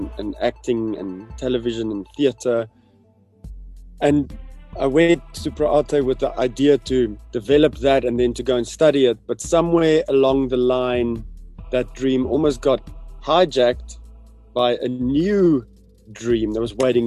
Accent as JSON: {"language": "English", "town": "Pretoria", "region": "Gauteng", "country": "South Africa", "tie": "born or raised there", "said": "I grew up in the Moot"}